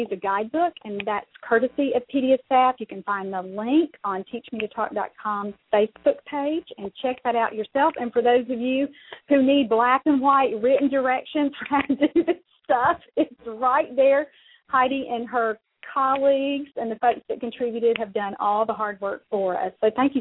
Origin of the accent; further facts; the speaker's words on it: Mississippi, United States; I'm from Mississippi